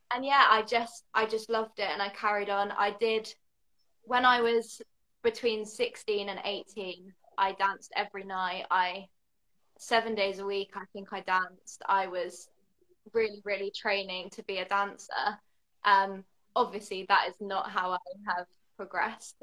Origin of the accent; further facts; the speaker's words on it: the south of England, United Kingdom; now in London, United Kingdom; I'm in London, although I'm not actually from London. I'm from the south of England.